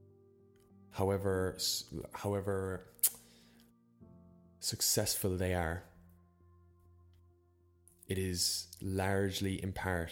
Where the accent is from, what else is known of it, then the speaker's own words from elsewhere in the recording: Ireland; also born or lived in Copenhagen, Denmark; I actually traveled back to Ireland as a study abroad student, even though I'm Irish